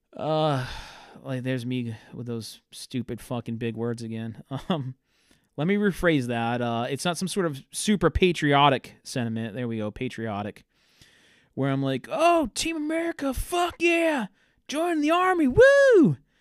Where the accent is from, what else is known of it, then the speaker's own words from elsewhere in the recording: Fairhaven, Massachusetts, United States; also born or lived in Worcester, Massachusetts; I grew up in a town that nobody really knows. It's named Fairhaven.